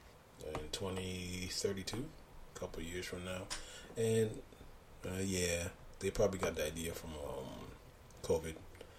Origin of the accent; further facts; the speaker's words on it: U.S. Virgin Islands; And as you know, I'm from the Virgin Islands